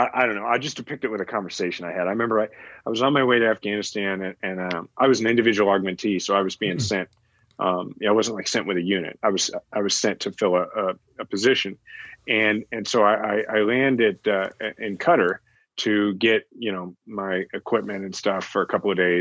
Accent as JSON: {"language": "English", "town": "Kansas City", "country": "United States", "tie": "born or raised there", "said": "I'm from Kansas City"}